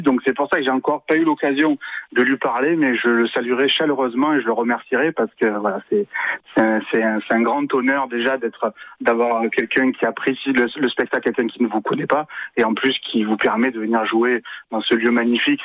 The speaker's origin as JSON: {"language": "French", "town": "Marseille", "region": "Provence-Alpes-Côte d'Azur", "country": "France", "accent": "Marseille gouaille", "said": "ma gouaille euh, marseillaise, que je suis marseillais"}